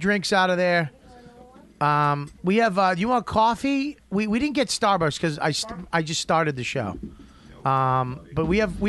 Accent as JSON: {"language": "English", "country": "Australia", "said": "And I'm from Australia."}